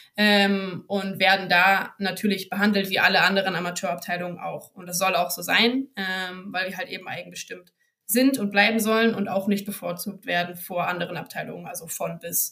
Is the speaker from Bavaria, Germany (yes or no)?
no; Bremen, Germany; moved away as an adult; now in Hamburg, Germany; als gebürtige Bremerin